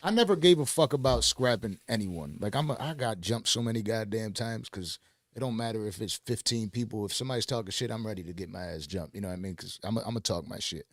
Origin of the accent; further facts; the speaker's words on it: Buffalo, New York, United States; moved away; I'm from Buffalo, New York